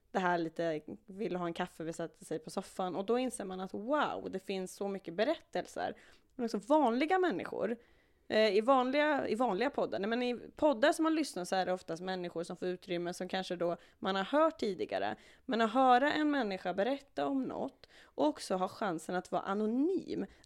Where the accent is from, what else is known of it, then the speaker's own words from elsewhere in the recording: Uppsala, Uppsala County, Sweden; en lokaltidning här i Uppsala, där vi kommer ifrån båda två.